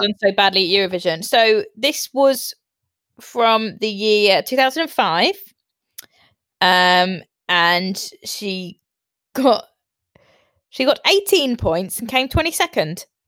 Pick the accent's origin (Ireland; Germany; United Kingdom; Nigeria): United Kingdom; we are so proud to be British